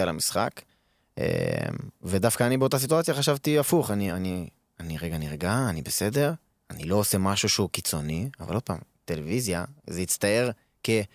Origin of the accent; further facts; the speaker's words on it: Israel; moved away as an adult; now in Odesa, Ukraine; אנחנו גדלנו בארץ